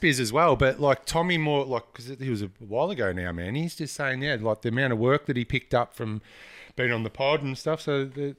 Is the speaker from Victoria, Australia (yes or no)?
yes; Melbourne, Victoria, Australia; I grew up in Bundoora